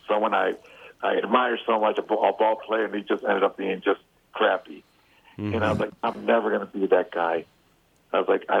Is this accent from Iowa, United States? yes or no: no; Chicago, Illinois, United States; Well, I'm from Chicago, so I'm White Sox.